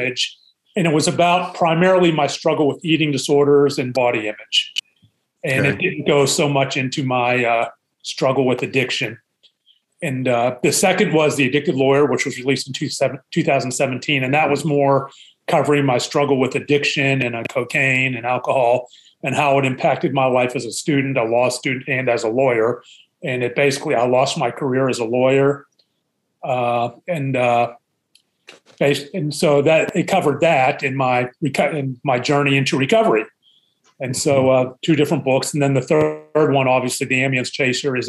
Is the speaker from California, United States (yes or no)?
no; Pittsburgh, Pennsylvania, United States; I am originally from Pittsburgh. I am the middle of three boys, born and raised in Pittsburgh, PA